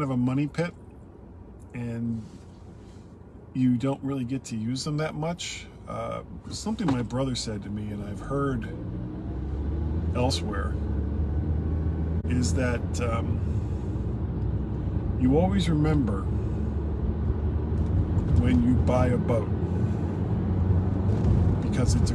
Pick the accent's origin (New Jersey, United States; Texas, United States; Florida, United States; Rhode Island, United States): Florida, United States; South; when I was a small boy growing up in South Florida